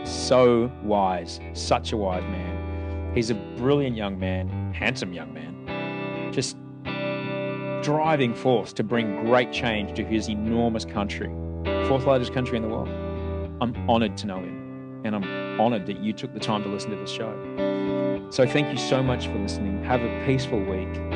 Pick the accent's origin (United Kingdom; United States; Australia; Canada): Australia; growing up in Australia